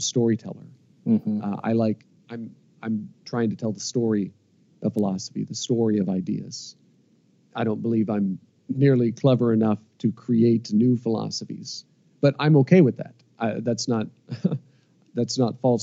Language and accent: English; Iowa, United States; moved away as an adult; also born or lived in North Carolina; I was born and raised in Iowa.